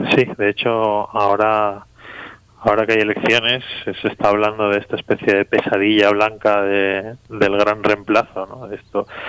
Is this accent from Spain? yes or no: yes; Spain; Yo soy medio argelino y, crecí hablando árabe con mi padre y español también